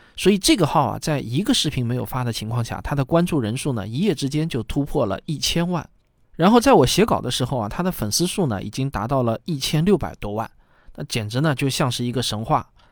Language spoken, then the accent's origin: Chinese; China; 我们中国人不能只记住袁隆平院士